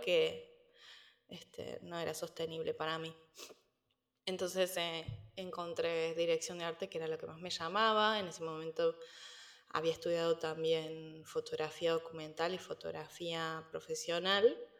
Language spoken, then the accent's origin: Spanish; Córdoba, Argentina; moved away as an adult; also born or lived in Buenos Aires, Argentina / Spain; now in United States; Yo no soy de Buenos Aires, yo soy de Córdoba, en el centro del país, entonces también a los 17 años me fui de la ciudad